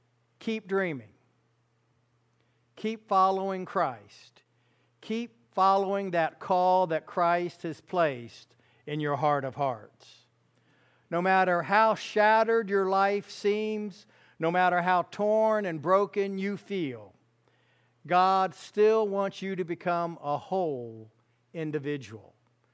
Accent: Fairfax County, Virginia, United States; I grew up in Fairfax County, Virginia, a little place. It was a little place when I was a kid, seriously.

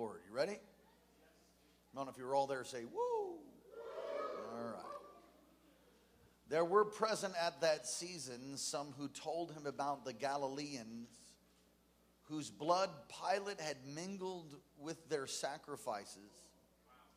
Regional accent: New York City, New York, United States; New York City, my hometown

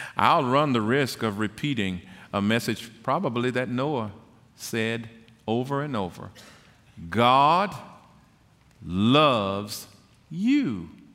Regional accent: Tyler, Texas, United States; I was born and raised in Tyler and attended the public school there

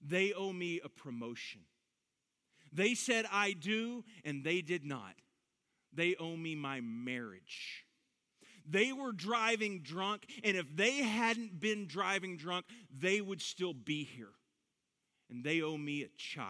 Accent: Dallas–Fort Worth Metroplex, Texas, United States; I grew up in the Metroplex

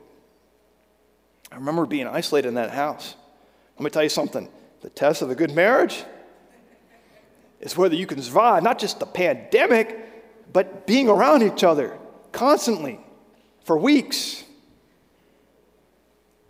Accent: Virginia, United States; I grew up in Virginia

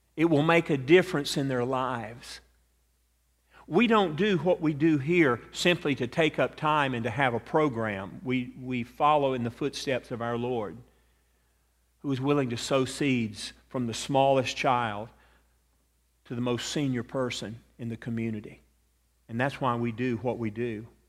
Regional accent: Atlanta, Georgia, United States; accent: southern; moved away; I grew up in Atlanta.

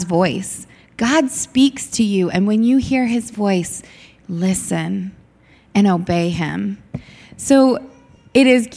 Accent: Indianapolis, Indiana, United States; moved away as an adult; also born or lived in Pittsburgh, Pennsylvania; now in Newark, United States; I grew up in Indianapolis, Indiana

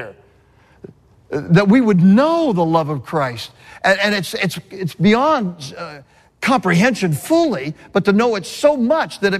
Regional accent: California, United States; moved away; I grew up in California

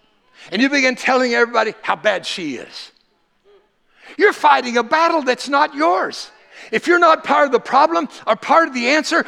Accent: United States; I thank God that I'm an American. I thank God that he allowed me to be born here.

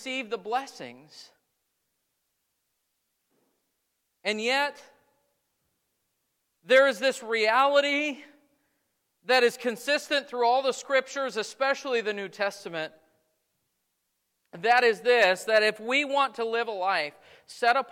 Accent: United States; as American Christians

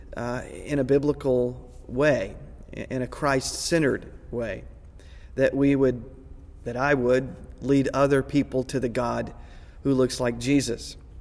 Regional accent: Texas, United States; I grew up in Texas, I grew up in the South

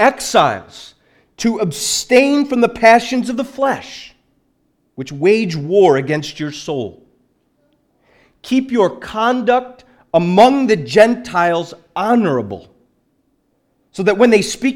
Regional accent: Liverpool, North West England, United Kingdom; I'm from Liverpool originally.

